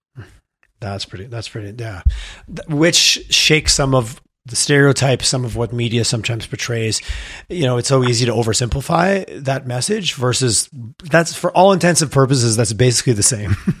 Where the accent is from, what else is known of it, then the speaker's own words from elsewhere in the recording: Quebec, Canada; now in Alberta, Canada; I'm from Quebec and I spent time there